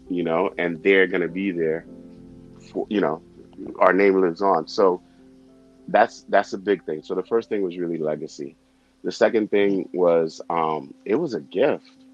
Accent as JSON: {"language": "English", "country": "Haiti", "tie": "born or raised there", "second_language": "English", "moved": "yes", "lives_now": "New York, United States", "said": "I was born in Haiti and um, I have to give my parents props because when I, we came here, we didn't have anything"}